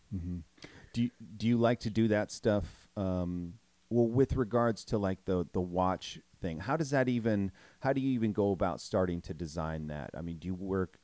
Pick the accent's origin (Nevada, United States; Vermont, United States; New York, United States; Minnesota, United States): Minnesota, United States; moved away; I grew up in Minnesota in the Midwest